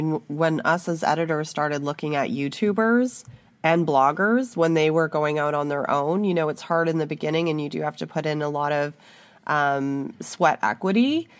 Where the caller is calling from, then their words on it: Canada; I'm speaking from Canada, I can't speak to other countries